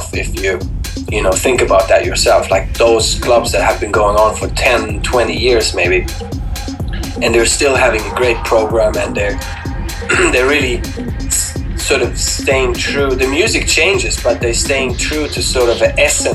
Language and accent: English; Sweden; But I grew up in Sweden